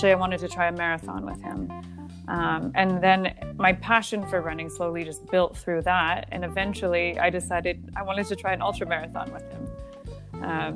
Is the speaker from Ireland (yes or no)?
no; Canada; moved away as an adult; now in Qatar; where I grew up in Canada